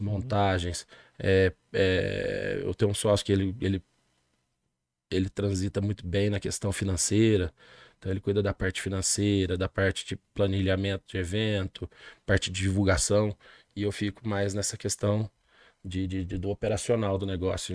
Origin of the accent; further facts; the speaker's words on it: Monte Santo de Minas, Minas Gerais, Brazil; also born or lived in Machado / São Sebastião do Paraíso / Espírito Santo do Pinhal; nasci de Machado, né? Próximo aqui. Machado City. Machado City, a cidade das ladeiras e residi minha infância toda em Monte Santo de Minas. Posteriormente fui para São Sebastião do Paraíso